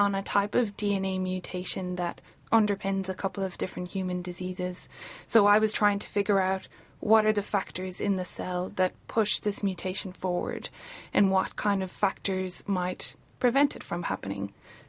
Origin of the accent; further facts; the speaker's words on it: Ireland; moved away as an adult; now in Dunedin, New Zealand; I'm originally from Ireland, and I have been living in Dunedin in Otaputi for 4 years now.